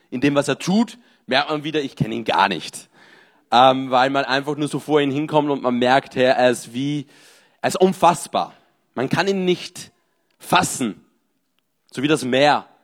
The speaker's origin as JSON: {"language": "German", "country": "Austria", "lives_now": "Marseille, France", "said": "Ich bin in Marseille, 30 Jahre, bin ursprünglich Österreicher"}